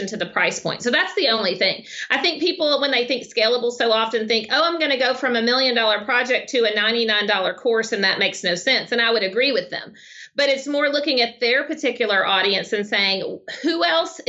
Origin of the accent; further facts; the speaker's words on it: Arkansas, United States; accent: Southern; So I'm from Arkansas.